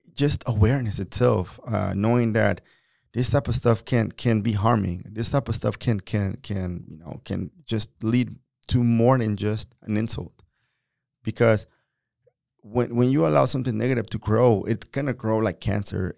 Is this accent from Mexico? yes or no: yes; Mexico; now in United States; I'm a Mexican. I was born in Mexico. I've been in this country for twenty-three years